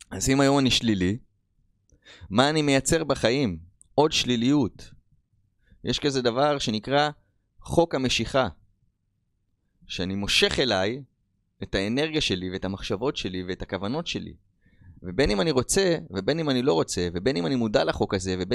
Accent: Rishon LeZion, Central District, Israel; moved away as an adult; also born or lived in United States; אני בן 36, כמו שאמרתי לכם … אמ, מי שגדלתי פה בראשון לציון, בארץ ישראל, ובשנת 2009 אה, החלטתי לעזוב לארצות הברית. אה, הייתי שם עד שנת 2022.

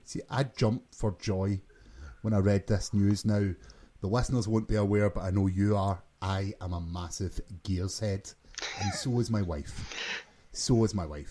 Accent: Glasgow, Scotland, United Kingdom; from Glasgow, Scotland, as you can probably tell by my accent.

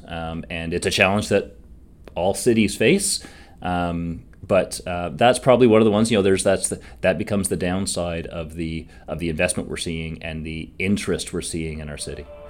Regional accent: Hamilton, Ontario, Canada; I am from Hamilton, so I grew up here

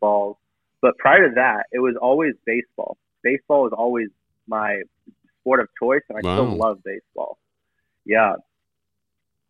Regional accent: San Diego, California, United States; originally I'm from San Diego, grew up there

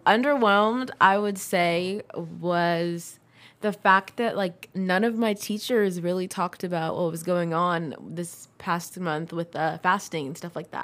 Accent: Livermore, California, United States; also born or lived in San Diego / New York / Fremont; I was in Livermore starting from second or third grade

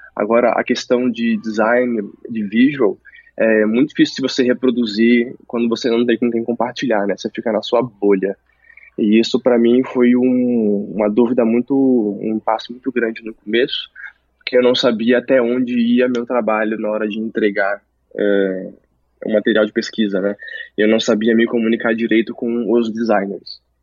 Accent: Santos, São Paulo, Brazil; also born or lived in Rondônia; now in São Paulo, Brazil; lá onde eu cresci, em Santos, não tinha faculdade de design

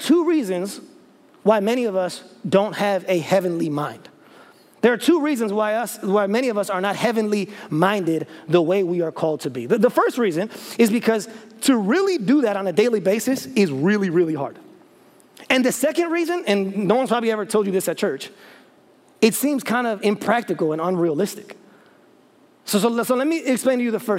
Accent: Chicago, Illinois, United States; now in Memphis, United States; I'm from Chicago

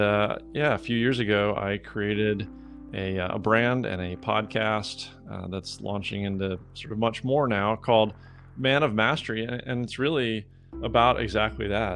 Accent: Georgia, United States; moved away; also born or lived in Midwest; I was born in the Midwest. I grew up most of my life in, in Georgia.

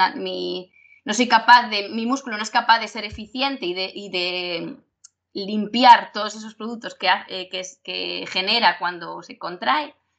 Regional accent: Galicia, Spain; nosotros somos gallegos y es depende. Nosotros en Galicia usamos mucho el depende

